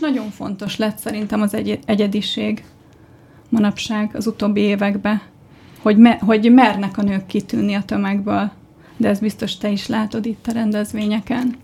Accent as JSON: {"language": "Hungarian", "region": "Budapest", "country": "Hungary", "tie": "born or raised there", "said": "Budán nőttem fel."}